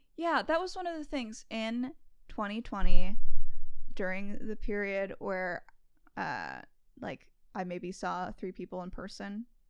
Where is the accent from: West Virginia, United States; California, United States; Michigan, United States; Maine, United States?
California, United States; growing up in California, right, I spent a lot of my childhood